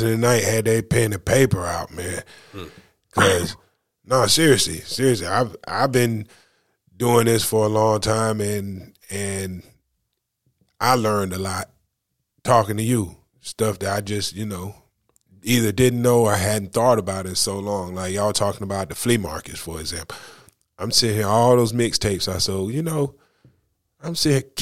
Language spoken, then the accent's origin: English; North Carolina, United States; I'd be like, North Carolina